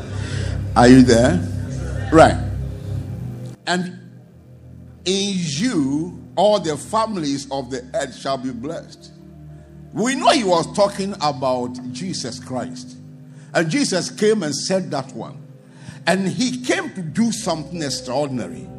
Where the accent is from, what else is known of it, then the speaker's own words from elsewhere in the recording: Ghana; as I was growing up, I would check the map of Ghana, my town would not be there.